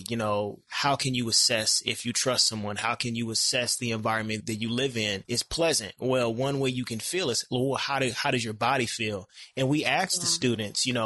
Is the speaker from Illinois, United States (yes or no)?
yes; Decatur, Illinois, United States; now in Chicago, United States; I'm from Decatur, Illinois. It's a very small town.